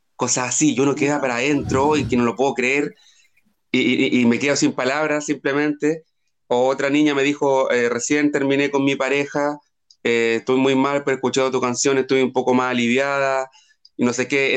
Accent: Chile; moved away as an adult; also born or lived in Santiago, Chile; no soy de la capital de Chile, no soy de Santiago, soy de región

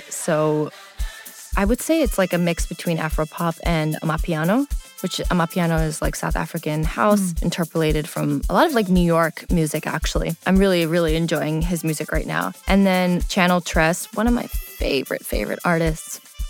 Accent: Pakistan; Especially being Pakistani, as anyone who knows who's listening to this, who's Asian, Pakistani, of any culture, really, food is how we come together.

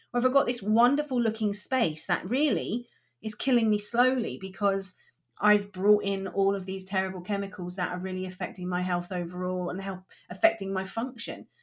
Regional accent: Chard, South West England, United Kingdom; moved away; also born or lived in Liverpool; I was born in Liverpool, and, but I grew up in Somerset, and I grew up in a, in a town called Chard

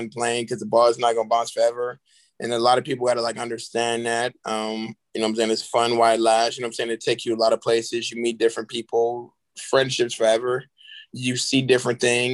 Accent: Charleston, South Carolina, United States; also born or lived in Florence, South Carolina; I'm coming from Charleston, South Carolina, which is a great city. I love my city

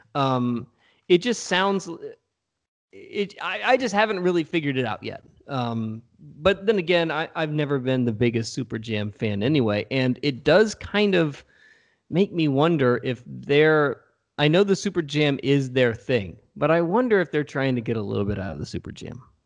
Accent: Richmond, Virginia, United States; I'm from Richmond

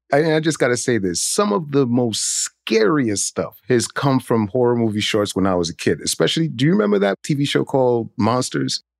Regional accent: New York City, New York, United States; I grew up in Brooklyn, but I grew up in a Haitian household

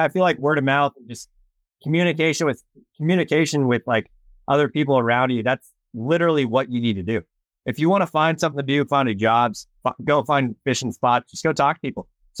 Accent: West Coast, United States; I am from the West Coast

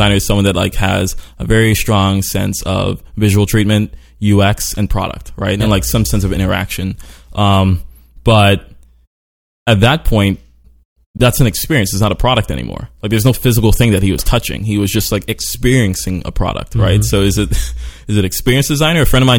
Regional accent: Brooklyn, New York, United States; also born or lived in Sweden / Trinidad / Venezuela / Baltimore; I was born in Brooklyn, New York, lived briefly in Sweden. I lived briefly in like Trinidad and Venezuela.

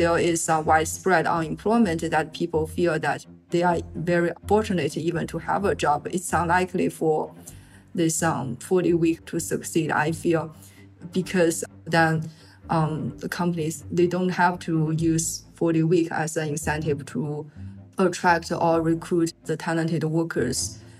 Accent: China; moved away; I'm originally from China

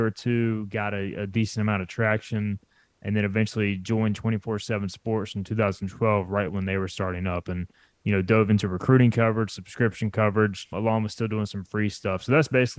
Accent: Greenville, North Carolina, United States; I grew up in Greenville, North Carolina, in an East Carolina family.

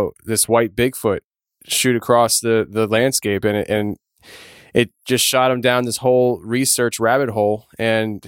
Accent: Kutztown, Pennsylvania, United States; also born or lived in Hamburg, Pennsylvania; I grew up in Kutztown, Pennsylvania. And then I moved to Hamburg in 1999.

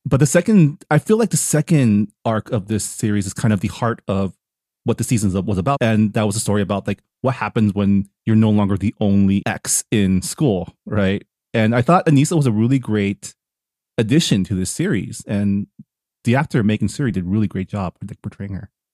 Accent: San Gabriel Valley, California, United States; I grew up in the S G V where I was amongst the Asians.

